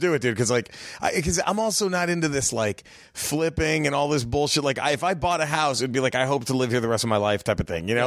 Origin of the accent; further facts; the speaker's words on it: Dallas, Texas, United States; moved away as an adult; now in Los Angeles, United States; I was born in Dallas. My whole family is from a border town right there in, in Texas